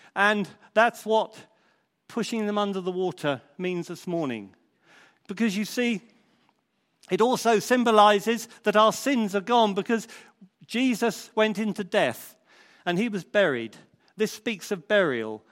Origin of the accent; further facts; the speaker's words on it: Crondall, South East England, United Kingdom; when I was a young lad growing up in Crondall